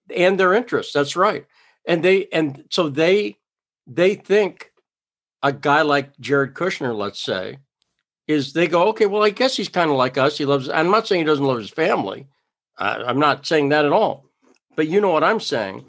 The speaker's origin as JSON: {"language": "English", "region": "Massachusetts", "country": "United States", "tie": "born or raised there", "also_born_or_lived": "New York / California / Idaho", "moved": "yes", "lives_now": "South Dakota, United States", "said": "I grew up in Massachusetts"}